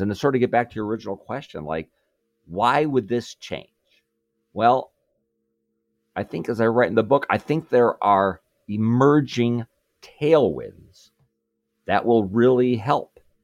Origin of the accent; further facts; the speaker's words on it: Chicago, Illinois, United States; I'm from Chicago